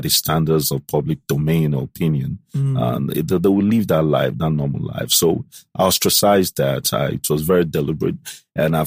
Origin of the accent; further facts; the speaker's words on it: Gabon; moved away; also born or lived in Atlanta; I was born in Gabon